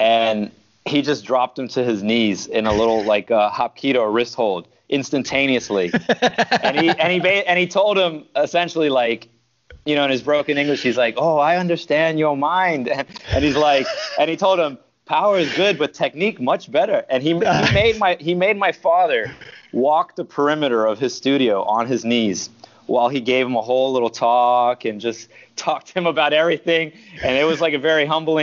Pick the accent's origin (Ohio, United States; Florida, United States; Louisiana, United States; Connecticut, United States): Florida, United States; Miami; also born or lived in Queens, New York; I lived there about 5 years, and then I'm 40 now, so I've been in Miami for 35 years